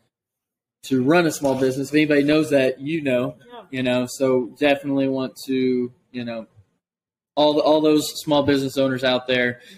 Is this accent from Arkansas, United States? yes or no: yes; Greenland, Arkansas, United States; I'm from Greenland.